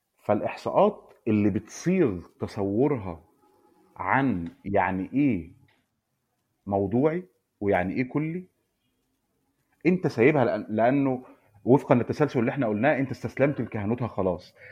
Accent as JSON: {"language": "Arabic", "country": "Egypt", "said": "عندنا في مصر"}